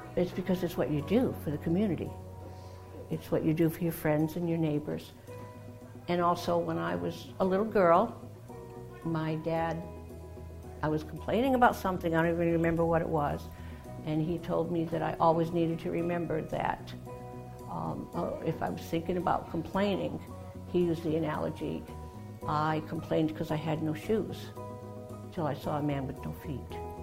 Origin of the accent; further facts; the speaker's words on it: Massachusetts, United States; now in Jacksonville, United States; I grew up in Massachusetts, a small town on the south coast, and the military brought me here